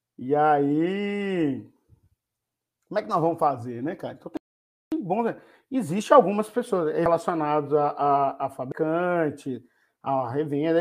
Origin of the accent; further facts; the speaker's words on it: Belo Horizonte, Minas Gerais, Brazil; moved away; Estou num quarto de hotel na cidade de Belo Horizonte, minha terra querida